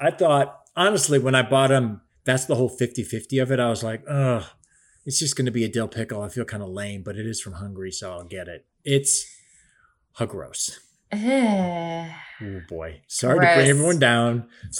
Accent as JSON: {"language": "English", "town": "Cleveland", "region": "Ohio", "country": "United States", "tie": "born or raised there", "moved": "yes", "said": "my hometown of Cleveland"}